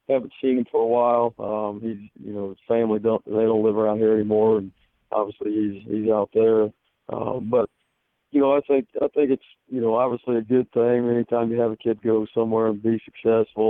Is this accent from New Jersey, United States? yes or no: no; Northern Indiana, United States; now in Fishers, United States; I'm from Northern Indiana originally